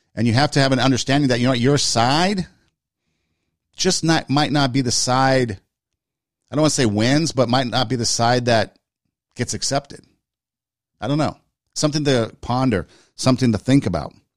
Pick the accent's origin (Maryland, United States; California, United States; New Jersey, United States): California, United States; Glendale; my hometown, Glendale, California